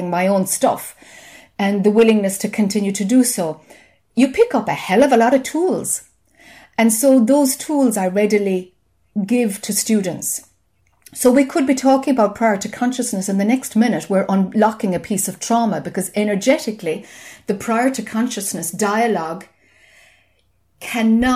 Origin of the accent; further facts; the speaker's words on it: Ireland; I'm Irish, you know, and we talk a lot.